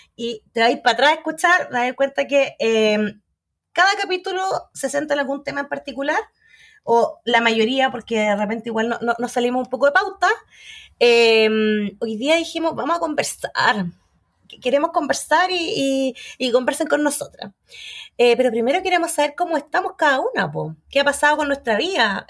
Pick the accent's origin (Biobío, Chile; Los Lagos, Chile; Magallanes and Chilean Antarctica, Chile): Magallanes and Chilean Antarctica, Chile; now in Santiago, Chile; soy de Magallanes